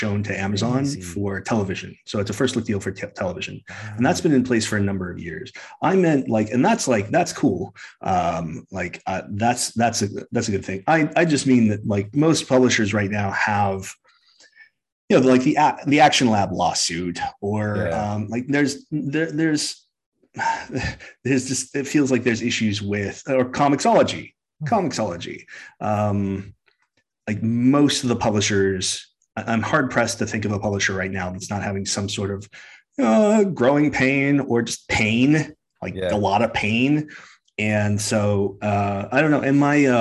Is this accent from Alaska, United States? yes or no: yes; Alaska, United States; now in Portland, United States; I am from Alaska. I live in Portland, Oregon